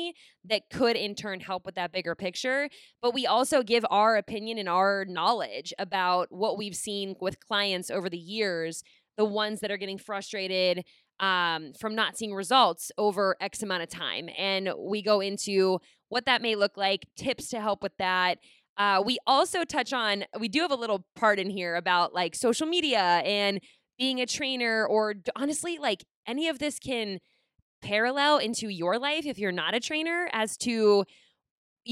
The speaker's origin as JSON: {"language": "English", "town": "Pittsburgh", "region": "Pennsylvania", "country": "United States", "tie": "born or raised there", "said": "when I grew up in Pittsburgh"}